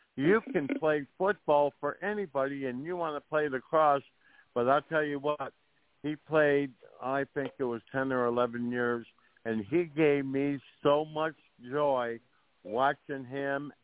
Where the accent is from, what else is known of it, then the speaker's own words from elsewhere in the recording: 30-35 miles south of Buffalo, New York, United States; I'm kind of from the Buffalo area. I, I uh, grew up, uh, oh, probably uh, 30, 35 miles south of Buffalo.